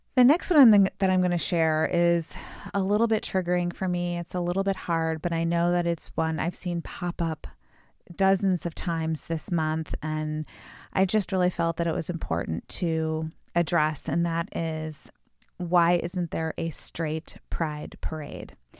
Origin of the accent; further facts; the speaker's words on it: Chicago, Illinois, United States; we're from the Chicago area